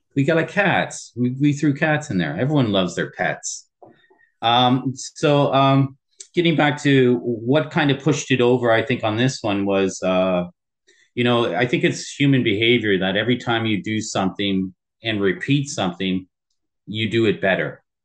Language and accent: English; Windsor, Ontario, Canada; also born or lived in Tokyo, Japan; born and raised in Windsor, Ontario